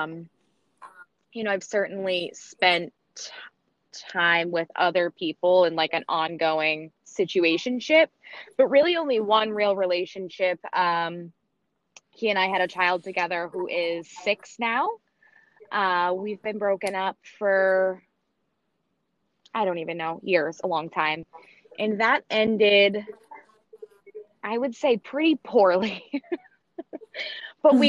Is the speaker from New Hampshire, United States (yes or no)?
yes; New Hampshire, United States; also born or lived in Florida; I grew up in New Hampshire, which is where I currently live as well.